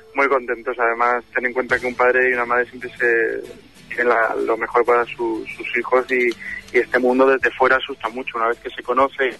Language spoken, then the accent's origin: Spanish; Málaga, Andalusia, Spain; moved away; mi tierra, a Málaga